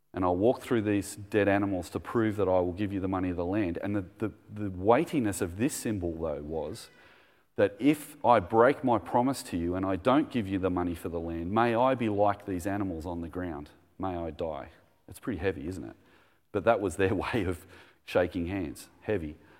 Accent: Australia; We, we were being Australian

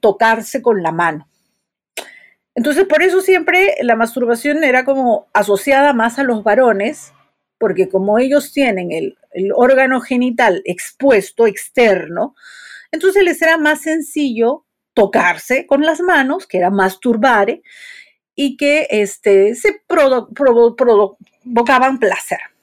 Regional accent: Peru; soy psicóloga, soy de Perú

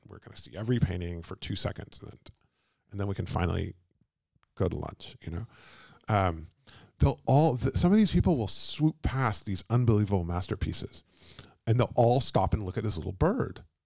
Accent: Texas, United States; moved away; also born or lived in London; I'm from Texas and I'm not from California

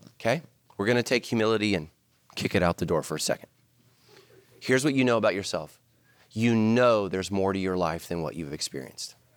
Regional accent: Ireland; We're Irish.

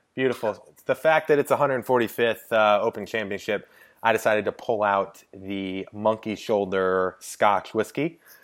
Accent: St. Louis, Missouri, United States; I am from St. Louis, Missouri

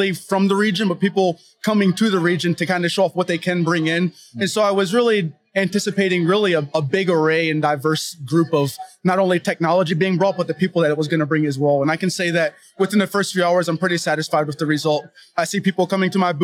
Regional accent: Maryland, United States; also born or lived in Portland area; now in Bentonville, United States; my spouse and I are originally from Maryland

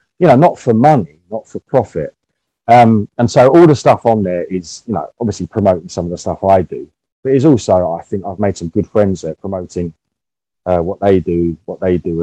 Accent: England, United Kingdom; as an English person

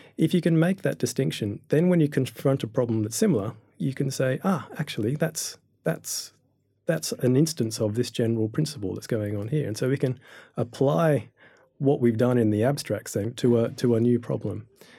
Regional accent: Australia; learning about astrophysics as a Year 12 student back in Australia. You might be able to hear my accent there.

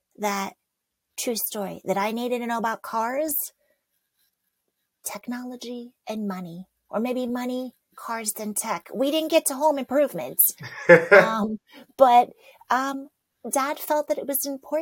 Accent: New York, United States; I was born in New York

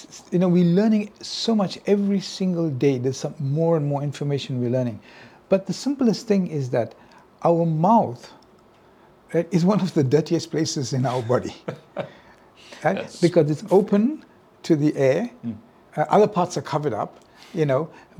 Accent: India; Well, you know, I'm Indian, so my mother, you know, my mother wanted me to be a doctor, right?

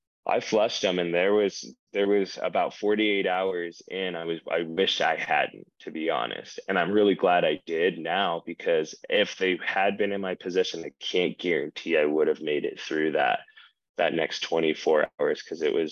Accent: Ogden, Utah, United States; also born or lived in Hyrum, Utah; I'm from Ogden

